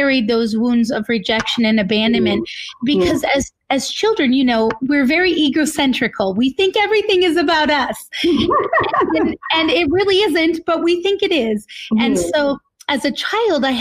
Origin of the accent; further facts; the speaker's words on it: northern Minnesota, United States; also born or lived in California; I was born in California, and we moved to northern Minnesota to be near my grandparents